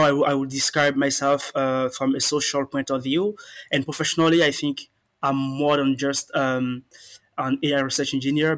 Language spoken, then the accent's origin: English; Benin; moved away as an adult; now in France; I'm a Beninese. I come from the Republic of Benin, and I've been residing in France for like 8 years now